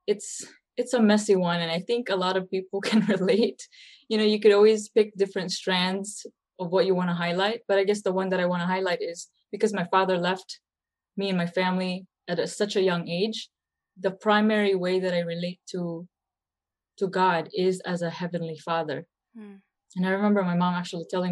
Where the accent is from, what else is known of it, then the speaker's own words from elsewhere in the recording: Philippines; now in United States; I'm Filipino-American, born and raised in the Philippines, and had the privilege of choosing the United States of America as my second homeland.